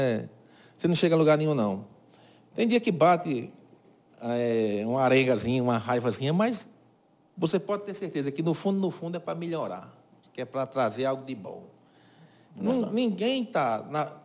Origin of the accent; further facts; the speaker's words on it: Cajazeiras, Paraíba, Brazil; Aqui foi onde eu nasci, cresci e vivo